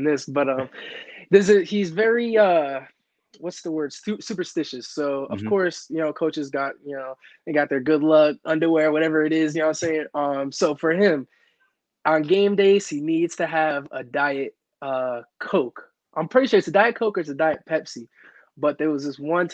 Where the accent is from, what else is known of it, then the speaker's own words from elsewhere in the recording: Cranston, Rhode Island, United States; also born or lived in Kansas; I actually wasn't even born in Cranston. I was born in Kansas